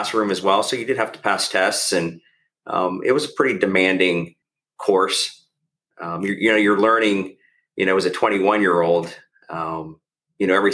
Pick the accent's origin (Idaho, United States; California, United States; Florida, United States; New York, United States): Florida, United States; Tampa; also born or lived in Chicago / Fort Walton Beach, Florida / New Orleans; now in Sarasota, United States; I grew up in Tampa predominantly, but I was born in Chicago